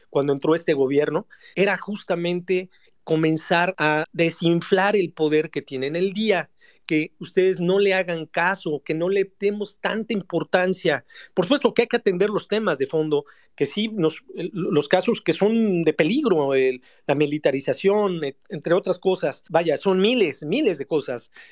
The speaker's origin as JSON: {"language": "Spanish", "country": "Mexico", "said": "esta alerta, esta emergencia que tenemos como mexicanos, somos nosotros mismos."}